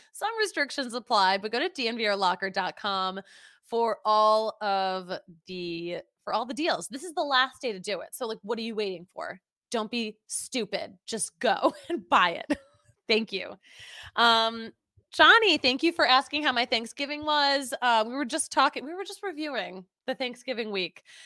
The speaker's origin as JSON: {"language": "English", "town": "Philadelphia", "region": "Pennsylvania", "country": "United States", "moved": "yes", "said": "I'm from Philly, all of my family, diehard Philly fans"}